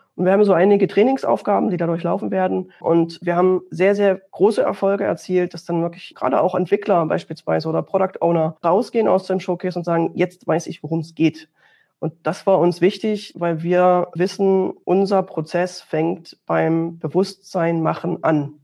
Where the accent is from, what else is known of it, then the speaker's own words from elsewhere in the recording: Dresden, Saxony, Germany; Auch Sachsen, wo ich mich jetzt hier befinde, ich komme ja aus Dresden